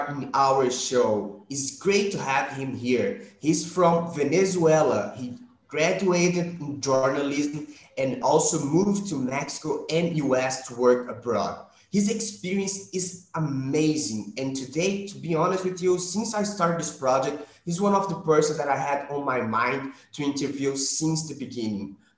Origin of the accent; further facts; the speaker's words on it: Minas Gerais, Brazil; English is a second language; One of the best coffees we have here in Brazil from my region in Minas Gerais.